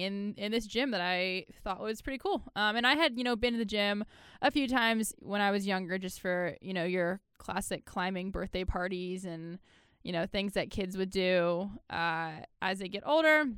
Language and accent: English; Baltimore, Maryland, United States; I'm from Maryland, Baltimore, Maryland